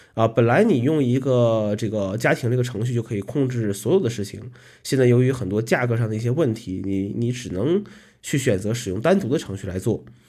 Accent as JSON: {"language": "Chinese", "region": "Northeast China", "country": "China", "tie": "born or raised there", "moved": "as an adult", "lives_now": "Kunming, China", "said": "来到昆明呢，已经十一年了啊，依然不是很喜欢昆明的冬天。呃，毕竟和北方不一样啊，这个从小生活在这个东北地区"}